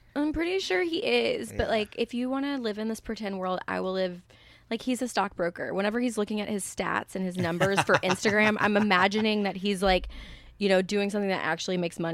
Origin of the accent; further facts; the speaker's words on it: Southern United States, United States; And I'm from the South, where it's like my mom had a degree, and we were still on the poverty line because she was in newspapers.